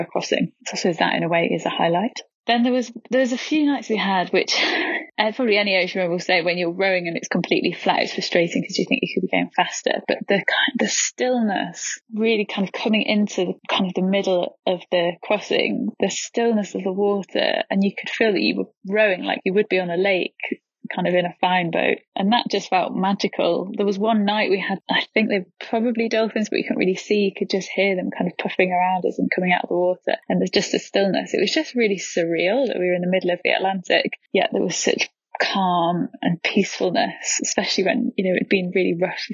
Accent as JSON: {"language": "English", "town": "Leeds", "region": "Yorkshire and the Humber", "country": "United Kingdom", "said": "I'm 29 and I'm from Leeds"}